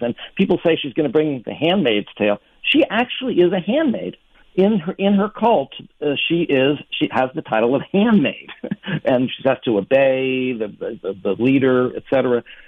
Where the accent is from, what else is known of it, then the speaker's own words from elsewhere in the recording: New York, United States; I grew up in New York